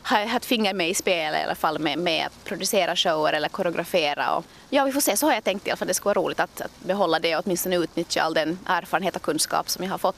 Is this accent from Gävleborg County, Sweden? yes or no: no; Stockholm, Stockholm County, Sweden; born there; jag är född i Stockholm och har fortfarande en hel del släkt där och kusiner